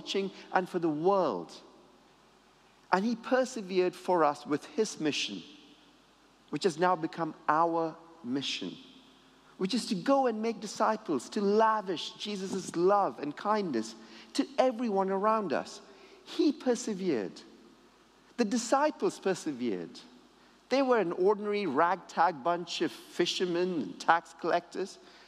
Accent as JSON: {"language": "English", "town": "Sydney", "region": "New South Wales", "country": "Australia", "tie": "born or raised there", "said": "I grew up in Sydney, Australia"}